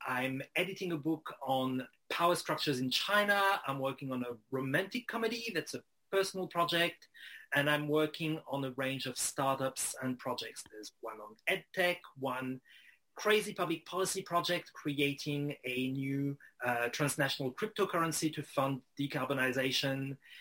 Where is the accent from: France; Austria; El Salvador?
France; Strasbourg, Grand Est; growing up in Strasbourg uh, in northeastern France